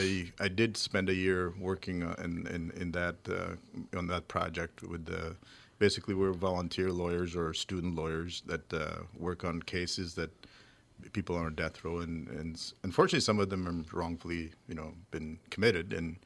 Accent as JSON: {"language": "English", "town": "Saint Paul", "region": "Minnesota", "country": "United States", "tie": "born or raised there", "also_born_or_lived": "Bloomington, Minnesota", "said": "I grew up in St. Paul."}